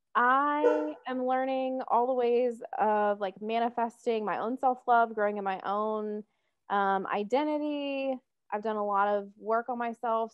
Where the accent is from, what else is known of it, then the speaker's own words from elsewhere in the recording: Atlanta, Georgia, United States; moved away as an adult; now in Providence, United States; I was born and raised in Metro Atlanta